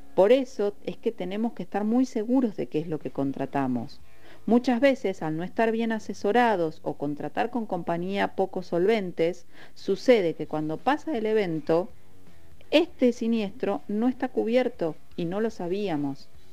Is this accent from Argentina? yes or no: yes; Patagonia, Argentina; somos de acá de la Patagonia